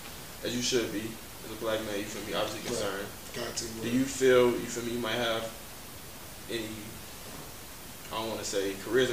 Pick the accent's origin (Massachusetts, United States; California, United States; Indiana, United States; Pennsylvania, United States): Indiana, United States; Gary; now in Atlanta, United States; a guy from my hometown, just a kid from Gary podcast